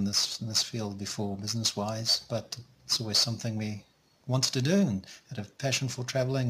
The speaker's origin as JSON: {"language": "English", "country": "South Africa", "also_born_or_lived": "Auckland, New Zealand", "moved": "as an adult", "lives_now": "National Park, New Zealand", "said": "So I'm from South Africa originally and moved to New Zealand in 2001 and lived in Auckland."}